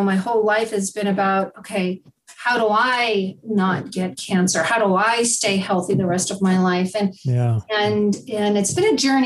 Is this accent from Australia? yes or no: no; New Jersey, United States; I was born and raised in New Jersey